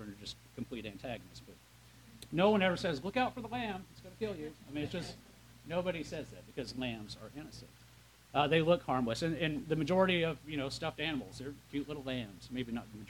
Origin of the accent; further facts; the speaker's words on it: Midwest, United States; I'm from the Midwest